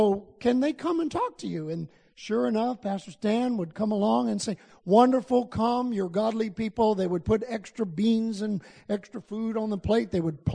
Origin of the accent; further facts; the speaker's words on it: Albuquerque, New Mexico, United States; I come from Albuquerque, New Mexico in the U.S.